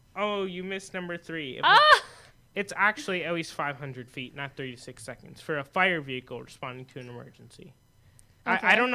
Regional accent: Arizona, United States; we're from Arizona

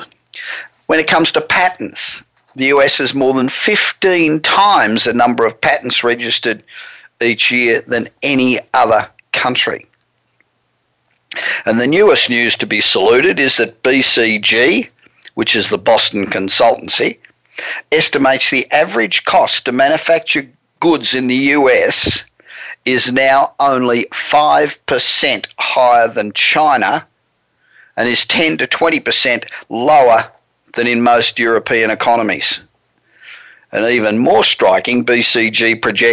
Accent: Australia; moved away as an adult; now in United States; I was born in Australia and I moved to the US 27 years

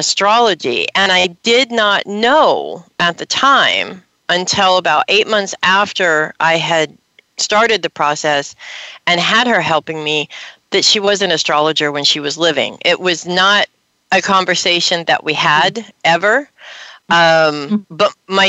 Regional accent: Los Angeles, California, United States; I grew up in Hollywood in the '80s

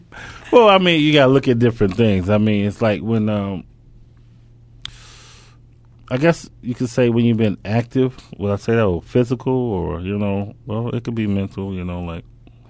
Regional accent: Robbins, Illinois, United States; I mean, it was like, you know, we grew up in Robbins, Illinois.

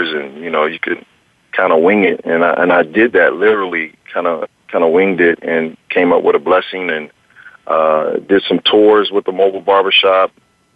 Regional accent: Washington, District of Columbia, United States; moved away as an adult; also born or lived in Maryland; now in Los Angeles, United States; it started more so in Washington, D.C., which was my hometown

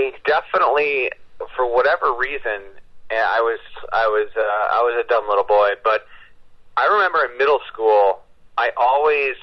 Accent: Vermont, United States; now in Connecticut, United States; I live in Connecticut now, but I grew up in Vermont

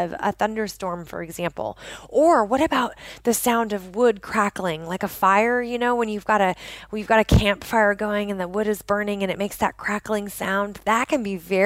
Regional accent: just outside of Portland, Oregon, United States; I grew up in the Pacific Northwest of the United States, just outside of Portland, Oregon

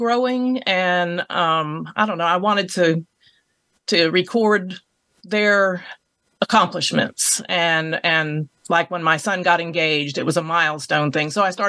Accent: Merrick, New York, United States; moved away; I too am a transplant from New York. Grew up on Long Island.

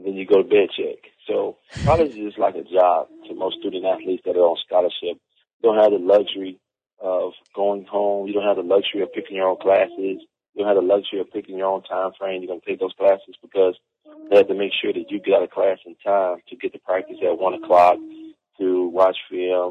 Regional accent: the South, United States; growing up in the South

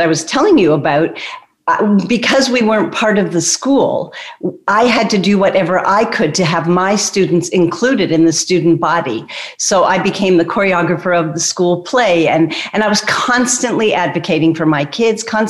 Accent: Toronto, Ontario, Canada; I'm from Toronto, Canada

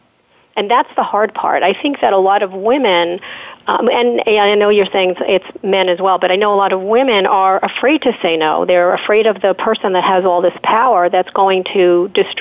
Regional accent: New York, United States; I'm from New York

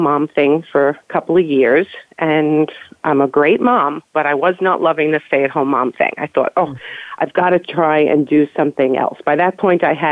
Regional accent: New York, United States; We grew up in New York

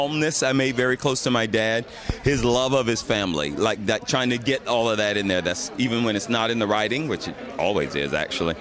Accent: the South, United States; I grew up in the South

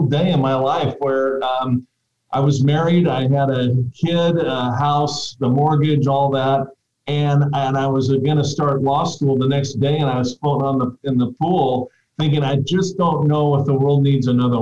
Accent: Fullerton, California, United States; I was born in Fullerton, California, which is a town just north of Anaheim where Disneyland is. In fact, you can see Disneyland from my parents' front porch.

